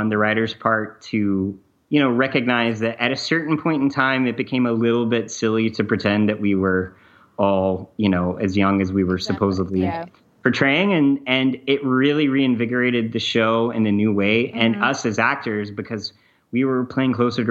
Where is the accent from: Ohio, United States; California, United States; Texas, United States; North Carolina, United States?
North Carolina, United States; Growing up in North Carolina and going to high school, I mean, and I grew up in kind of a small town.